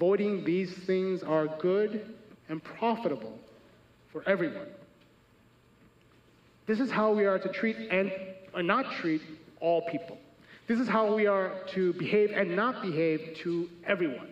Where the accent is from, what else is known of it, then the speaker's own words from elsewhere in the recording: Chicago, Illinois, United States; I'm from America, born and raised.